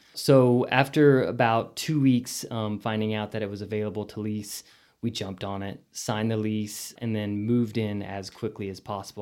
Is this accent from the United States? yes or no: yes; Amarillo, Texas, United States; moved away as an adult; growing up in Amarillo